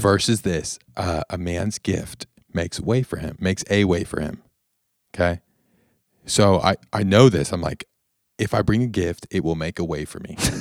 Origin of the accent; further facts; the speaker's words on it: Evansville, Indiana, United States; moved away as an adult; now in Pensacola Beach, United States; my hometown that I felt called away from, but still is in my heart